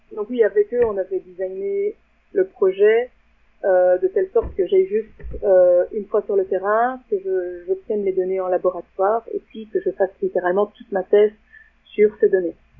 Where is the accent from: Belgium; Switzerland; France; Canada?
Belgium; je viens de Belgique.